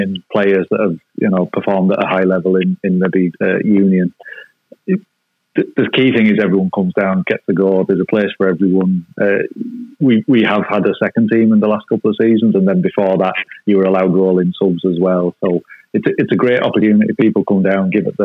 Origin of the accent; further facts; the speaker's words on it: England, United Kingdom; moved away as an adult; also born or lived in Hunslet; now in Ireland; as an English person who's over here